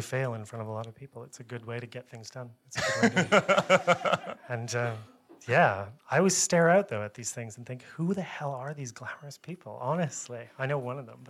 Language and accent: English; Canada; I have to keep saying it. as a Canadian, about